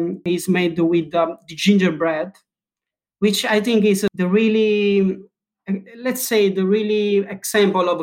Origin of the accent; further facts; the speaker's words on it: Italy; now in London, United Kingdom; I'm from Italy